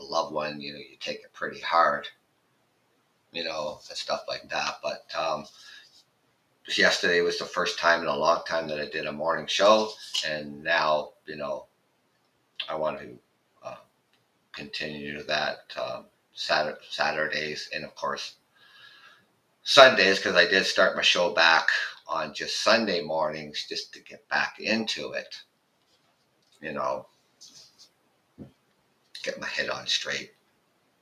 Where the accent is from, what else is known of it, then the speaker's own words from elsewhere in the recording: Canada; I'm Canadian